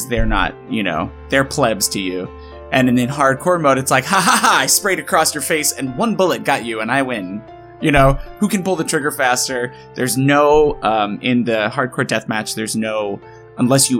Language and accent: English; Midwest, United States; I grew up in the Midwest